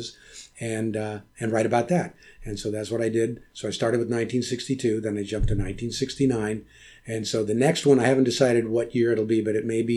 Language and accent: English; Modesto, California, United States; my growing up in Modesto